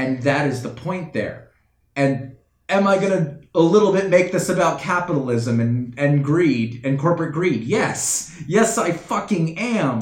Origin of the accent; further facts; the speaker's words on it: United States; I was born in the United States. I was raised in the United States